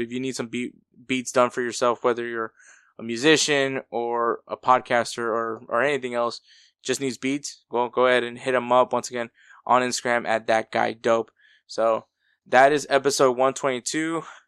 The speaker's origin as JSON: {"language": "English", "region": "Texas", "country": "United States", "tie": "born or raised there", "said": "someone that's an American that grew up especially I'm from Texas"}